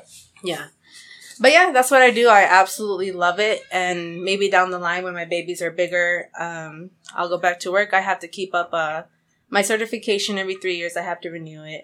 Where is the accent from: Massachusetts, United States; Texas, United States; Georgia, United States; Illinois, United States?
Texas, United States; Amarillo; moved away as an adult; also born or lived in California; now in Houston, United States; living in Amarillo for basically all my life because I'm originally from California